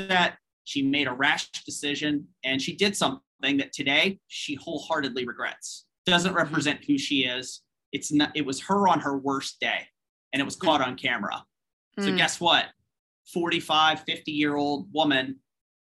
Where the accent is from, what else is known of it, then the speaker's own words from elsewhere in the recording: United States; as an American citizen and a patriotic American